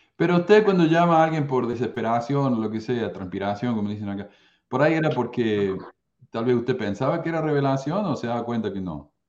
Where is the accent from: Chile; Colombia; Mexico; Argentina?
Argentina; Córdoba; yo soy de Córdoba, Argentina